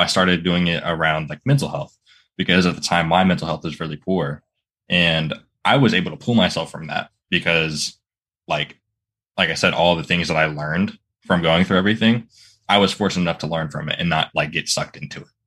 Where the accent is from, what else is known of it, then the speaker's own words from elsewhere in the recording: Florida, United States; also born or lived in Virginia; I live in Florida, and I've always lived in Florida my whole life